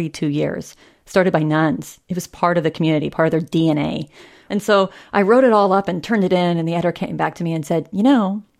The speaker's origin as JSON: {"language": "English", "region": "southeastern Kansas", "country": "United States", "tie": "born or raised there", "moved": "yes", "said": "So you fly into Kansas City, and you drive 2 hours south, and you hit Fort Scott. You drive another hour south, and you hit my hometown."}